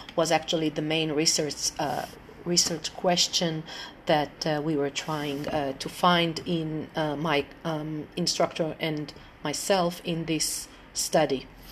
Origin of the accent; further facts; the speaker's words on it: Tel Aviv, Tel Aviv District, Israel; I'm from Israel, um, Tel Aviv.